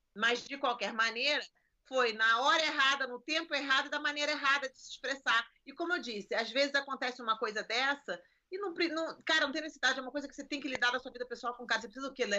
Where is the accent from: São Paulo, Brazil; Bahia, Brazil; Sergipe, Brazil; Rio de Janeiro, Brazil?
Rio de Janeiro, Brazil; now in United States; Eu nasci e cresci em Copacabana